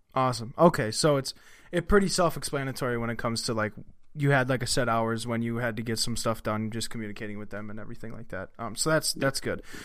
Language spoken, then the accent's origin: English; Wisconsin, United States; I'm from Wisconsin